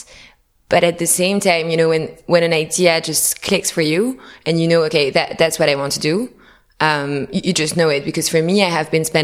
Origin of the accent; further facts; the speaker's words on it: Paris, Île-de-France, France; moved away; also born or lived in New York; I was living in New York, but I'm originally from Paris.